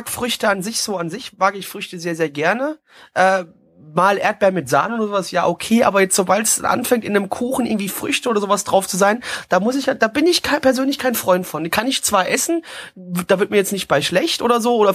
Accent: Hesse, Germany; ich als Hesse finde Apfelwein ganz geil.

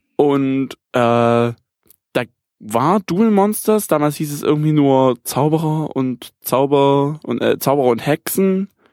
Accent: Germany; bei uns in Deutschland

